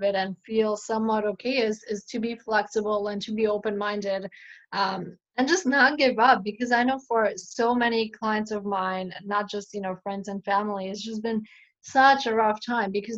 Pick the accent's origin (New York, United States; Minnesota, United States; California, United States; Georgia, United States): New York, United States; New York City; also born or lived in Buffalo, New York / Michigan; I grew up in Astoria